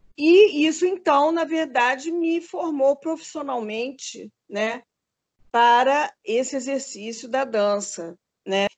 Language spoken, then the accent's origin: Portuguese; Rio de Janeiro, Brazil; moved away as an adult; also born or lived in Minas Gerais; eu sou carioca, né? nasci no Rio de Janeiro